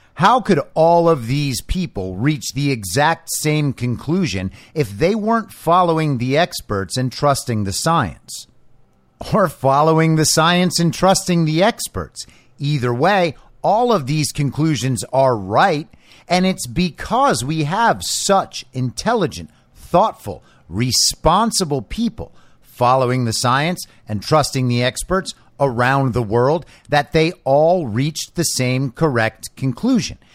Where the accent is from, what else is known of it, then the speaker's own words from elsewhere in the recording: United States; I'm American